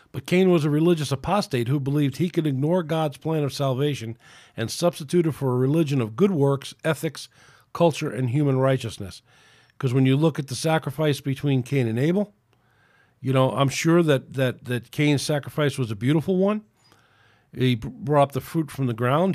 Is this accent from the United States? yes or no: yes; United States; It's my right as an American